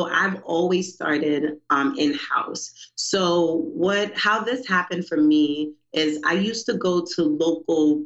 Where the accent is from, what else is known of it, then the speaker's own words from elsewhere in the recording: New York City, New York, United States; moved away as an adult; now in Baltimore, United States; I'm from Brooklyn, New York